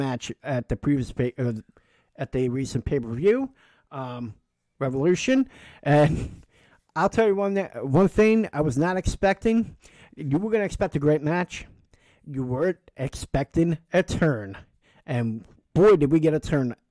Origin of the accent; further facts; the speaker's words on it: Philadelphia, Pennsylvania, United States; we're from the Philly area